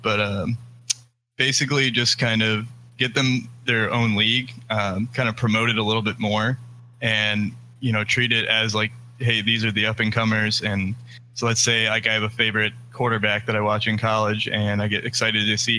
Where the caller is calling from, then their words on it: Fort Myers, Florida, United States; Fort Myers, Florida.